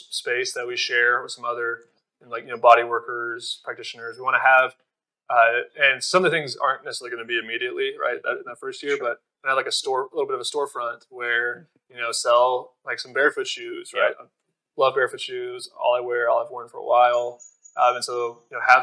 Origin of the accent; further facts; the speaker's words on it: Fort Worth, Texas, United States; moved away as an adult; also born or lived in Austin, Texas; now in Asheville, United States; I'm in my hometown of Fort Worth, Texas